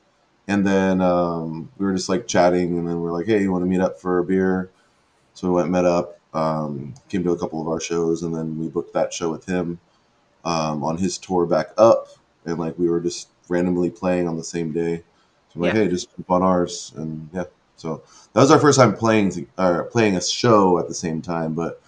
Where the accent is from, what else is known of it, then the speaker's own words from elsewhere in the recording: San Diego, California, United States; I grew up in San Diego, so I've just been from California my whole life.